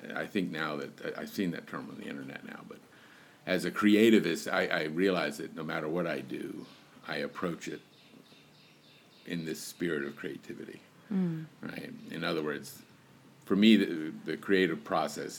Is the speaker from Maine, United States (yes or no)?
no; Richmond, Virginia, United States; also born or lived in Goochland County, Virginia; I moved back and forth from Richmond, Virginia, to out to the prison f- farm out in what is a place called Goochland, county in Virginia